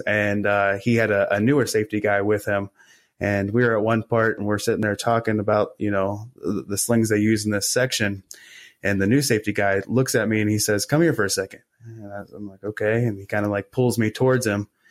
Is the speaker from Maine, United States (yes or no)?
no; Morgantown, West Virginia, United States; in my hometown of Morgantown, uh, West Virginia